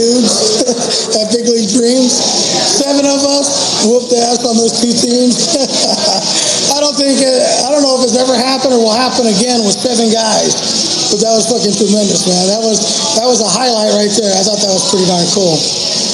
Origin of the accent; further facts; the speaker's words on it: United States; I'm just an American